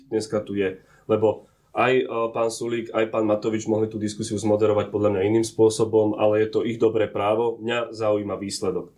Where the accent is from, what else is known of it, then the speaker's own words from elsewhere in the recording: Orava, Žilina Region, Slovakia; som z Oravy, som tam aj bol